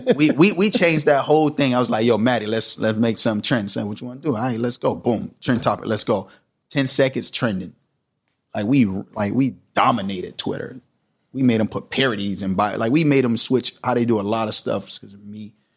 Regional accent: Miami Gardens, Florida, United States; moved away; Karis City. It's in Miami

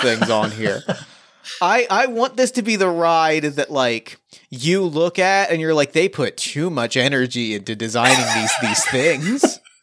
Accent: New Jersey, United States; I grew up in New Jersey

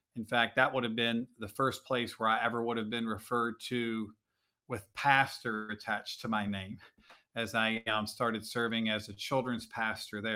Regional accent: Virginia, United States; moved away as an adult; also born or lived in New Jersey; I grew up in Virginia

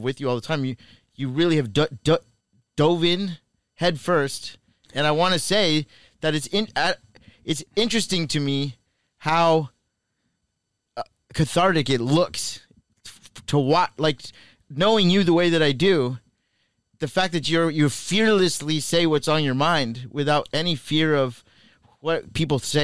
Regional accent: Canada; I grew up in Canada

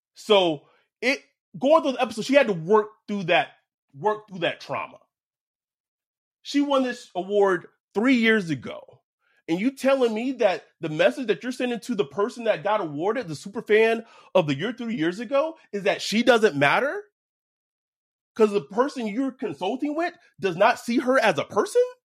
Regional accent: the South, United States; we're black men from the South.

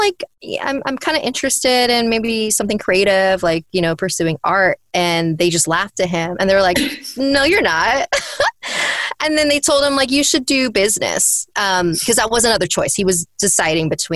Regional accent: United States; they came from a different culture and I was raised here in America

